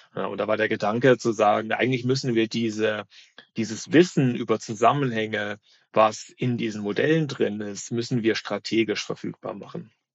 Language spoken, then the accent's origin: German; North Hesse, Germany; born or raised there; also born or lived in Berlin